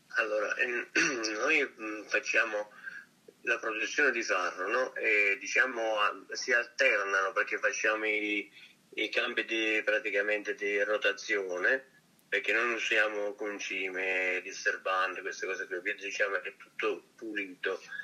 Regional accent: Roccagloriosa, Campania, Italy; also born or lived in Switzerland; qui nel Cilento, ehm, maggiormente nel mio paese

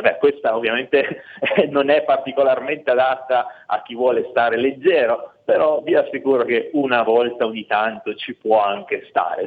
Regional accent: Piedmont, Italy; Io da buon piemontese adoro il vitello tonnato, è proprio un altro prodotto tipico d'eccellenza della mia regione

